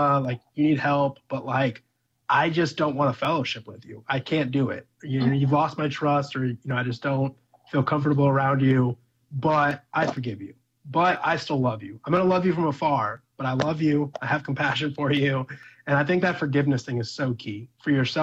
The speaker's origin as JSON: {"language": "English", "country": "Ireland", "said": "I'm Irish"}